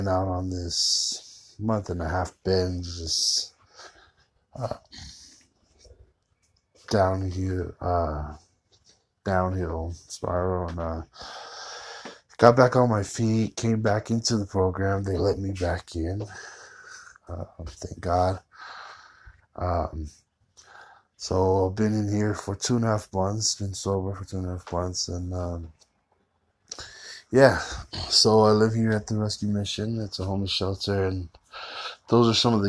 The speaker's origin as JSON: {"language": "English", "town": "Fontana", "region": "California", "country": "United States", "tie": "born or raised there", "moved": "as an adult", "lives_now": "Utah, United States", "said": "I am originally from Southern California, a little city called Fontana. That's where I kind of had to leave it, leave my hometown"}